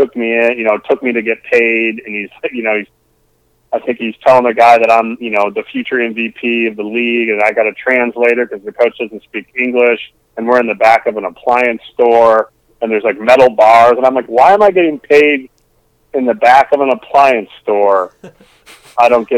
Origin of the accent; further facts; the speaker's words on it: Northern Michigan, United States; moved away as an adult; also born or lived in Petoskey; when I came from Northern Michigan at that time, I graduated in 1998